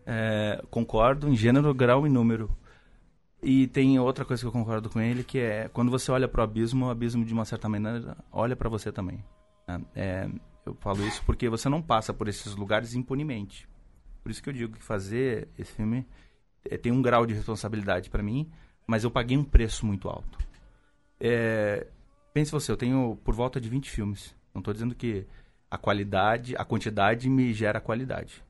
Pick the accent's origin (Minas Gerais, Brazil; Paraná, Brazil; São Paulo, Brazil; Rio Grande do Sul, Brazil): São Paulo, Brazil; also born or lived in Porto Alegre; eu me criei numa região, eu nasci em Porto Alegre, mas vim muito cedo para São Paulo. Morei numa região conhecida como Triângulo da Morte nos anos 90, que é Jardim Ângela, Capão Redondo e Jardim São Luís